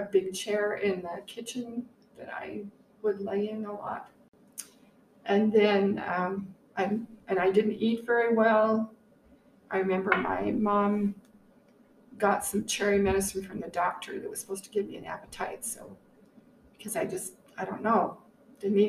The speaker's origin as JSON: {"language": "English", "town": "River Heights", "region": "Utah", "country": "United States", "tie": "born or raised there", "also_born_or_lived": "Logan, Utah", "said": "We grew up in River Heights"}